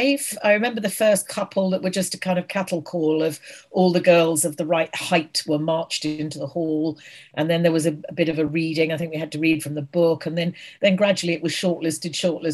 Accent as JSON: {"language": "English", "town": "Guildford", "region": "South East England", "country": "United Kingdom", "tie": "born or raised there", "said": "I was born in Guildford, Surrey, which is south of London."}